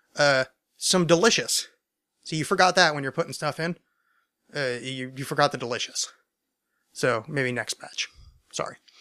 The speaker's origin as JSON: {"language": "English", "country": "United States", "said": "I'm American"}